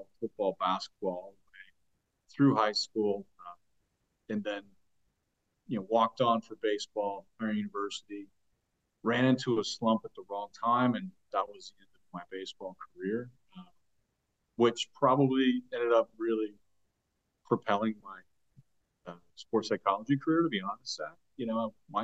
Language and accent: English; Western Pennsylvania, United States; I grew up in Western Pennsylvania in the 80s